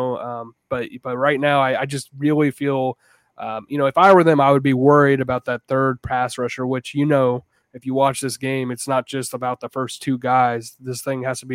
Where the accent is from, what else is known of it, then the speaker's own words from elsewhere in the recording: Jacksonville, Florida, United States; I grew up in Jacksonville